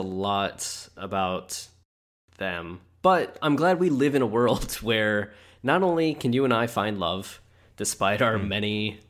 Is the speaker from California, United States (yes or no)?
no; Ohio, United States; Yeah, I am sadly from Ohio.